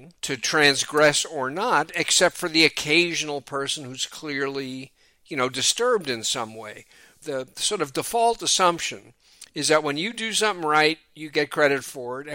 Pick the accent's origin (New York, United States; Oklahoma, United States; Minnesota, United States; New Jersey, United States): New York, United States; New York City; moved away as an adult; also born or lived in Philadelphia, Pennsylvania; now in Oakland, United States; growing up in New York City